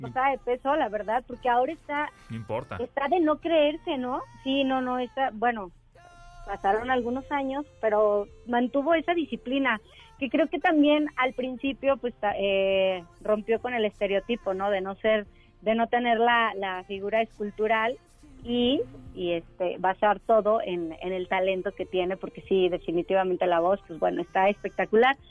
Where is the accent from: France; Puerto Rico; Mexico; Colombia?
Mexico; somos mexicanos